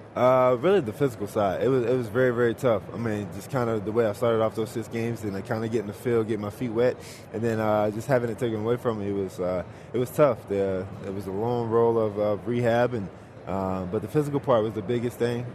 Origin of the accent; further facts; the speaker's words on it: Georgia, United States; my home state, Georgia